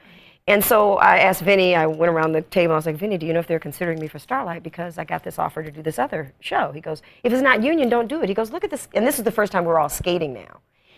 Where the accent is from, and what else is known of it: Toledo, Ohio, United States; born or raised there; moved away